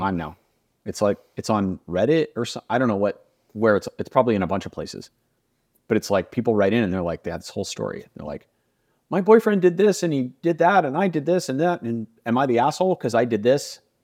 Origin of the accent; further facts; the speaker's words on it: United States; I grew up in the United States